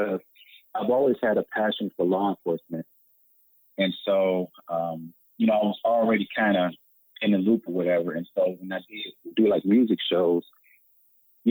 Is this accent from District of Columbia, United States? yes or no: no; Detroit, Michigan, United States; I was born in Detroit, Michigan. Been here ever since